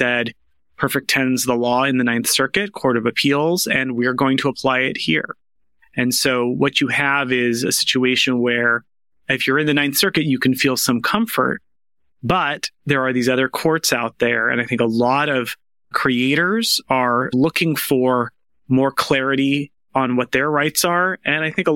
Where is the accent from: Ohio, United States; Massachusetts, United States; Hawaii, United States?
Hawaii, United States; my home state of Hawaii